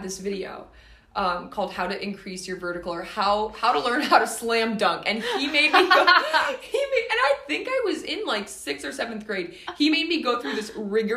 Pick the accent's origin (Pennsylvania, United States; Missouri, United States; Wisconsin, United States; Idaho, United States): Wisconsin, United States; Milwaukee; I'm from the Milwaukee area-ish, and I played club out of Madison my senior year